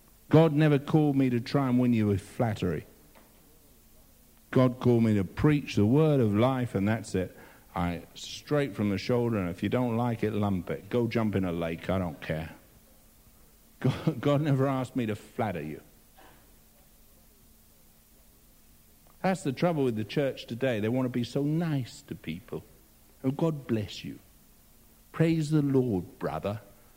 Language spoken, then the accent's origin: English; England, United Kingdom; I'm English